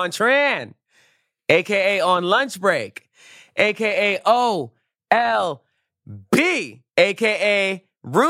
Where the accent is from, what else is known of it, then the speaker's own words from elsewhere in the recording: New York City, New York, United States; I'm from Flatbush